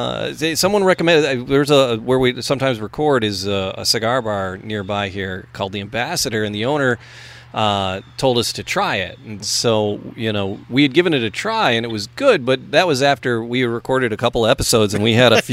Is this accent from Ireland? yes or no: yes; Ireland; No, it's amazing because you know, we're Irish boys, me especially, and I'm like a snob when it comes to a pint of Guinness